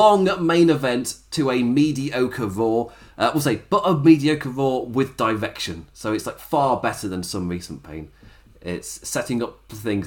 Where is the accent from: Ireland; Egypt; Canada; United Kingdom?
United Kingdom; England; as an Englishman